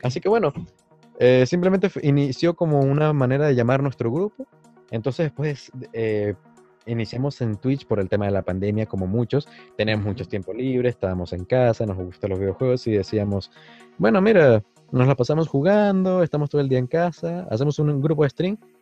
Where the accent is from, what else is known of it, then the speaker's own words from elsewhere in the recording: Venezuela; la mayoría somos venezolanos